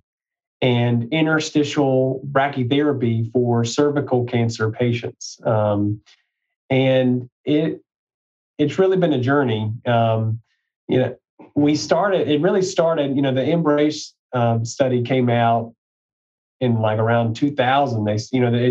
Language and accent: English; Mississippi, United States; also born or lived in Georgia; I was born in Mississippi. So I'm a Mississippi native.